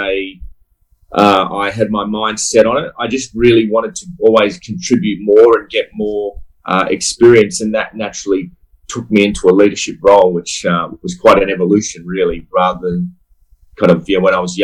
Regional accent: Sydney, New South Wales, Australia; I grew up in Sydney

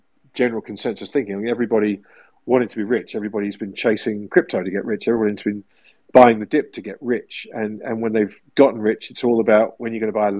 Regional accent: England, United Kingdom; growing up in England as I did

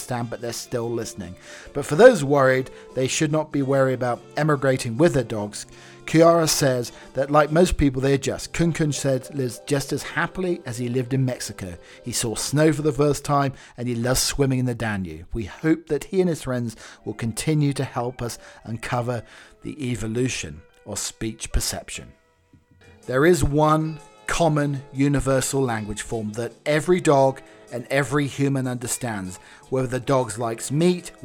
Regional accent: England, United Kingdom; I'm English

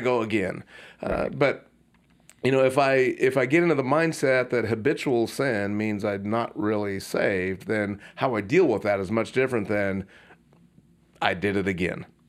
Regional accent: Puyallup, Washington, United States; my hometown of Puyallup, Washington

